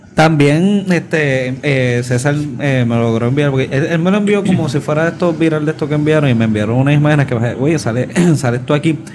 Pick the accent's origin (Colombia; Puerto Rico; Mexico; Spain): Puerto Rico; cuando yo estaba creciendo en Guapa